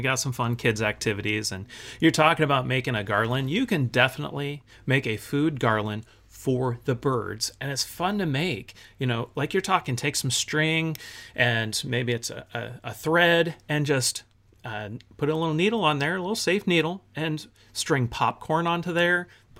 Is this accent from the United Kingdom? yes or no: no; Germany; You know, growing up in Germany, one of the things that we adopted while we were there, it's kind of funny and weird to, you know, to North American folks